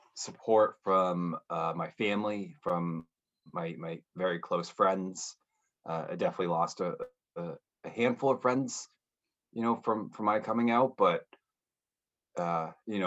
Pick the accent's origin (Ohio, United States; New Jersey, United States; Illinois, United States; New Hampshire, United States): New Hampshire, United States; northern; also born or lived in Tampa; now in Boston, United States; I grew up in New England, specifically in northern New Hampshire